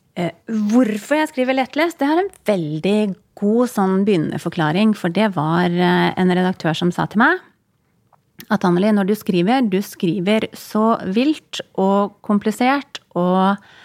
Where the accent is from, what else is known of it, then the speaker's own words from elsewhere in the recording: Kirkenes, Finnmark, Norway; moved away; Jeg har ikke bodd i Finland, men i Kirkenes der jeg bodde, det var jo bare noen mil fra grensen.